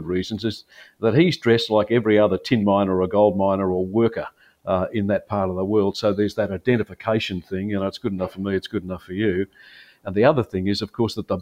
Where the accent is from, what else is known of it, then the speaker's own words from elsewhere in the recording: Melbourne, Victoria, Australia; I grew up in Melbourne